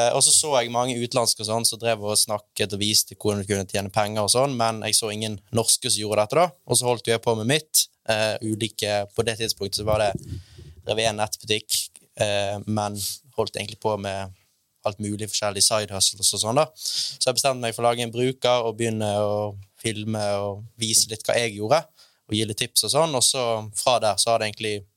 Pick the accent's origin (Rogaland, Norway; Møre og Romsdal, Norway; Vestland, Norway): Vestland, Norway; Bergen; jeg er fra Bergen